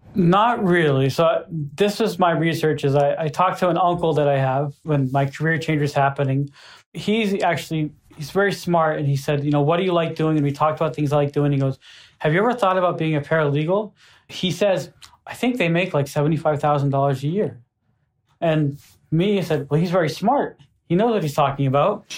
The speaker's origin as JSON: {"language": "English", "town": "Gardner", "region": "Massachusetts", "country": "United States", "tie": "born or raised there", "said": "my hometown newspaper"}